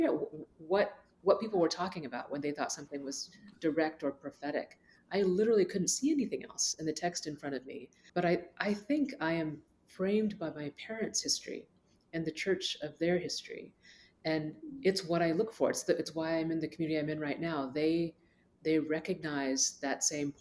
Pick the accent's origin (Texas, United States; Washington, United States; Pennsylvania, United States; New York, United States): Texas, United States; Dallas; I'm from Dallas, born and raised, and my parents are from Asia, India